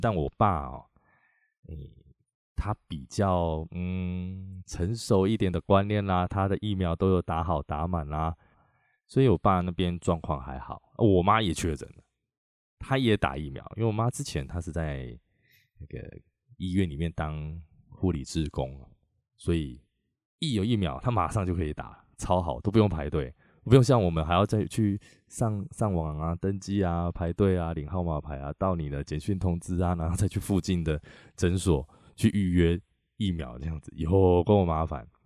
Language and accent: Chinese; Chiayi, Taiwan; also born or lived in Taipei; now in Taichung, Taiwan; 我回我老家嘉义啊，在嘉义